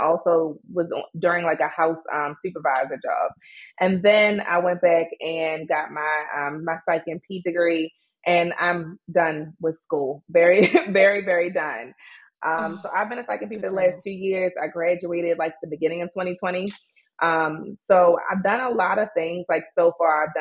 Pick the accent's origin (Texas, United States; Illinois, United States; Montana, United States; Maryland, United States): Maryland, United States; Baltimore; I was raised and born in Baltimore, Maryland